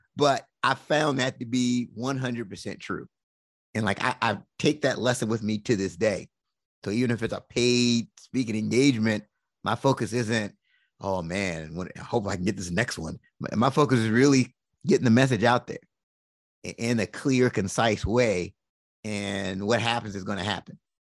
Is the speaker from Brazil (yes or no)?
no; Washington, District of Columbia, United States; I was born and raised in Washington, D C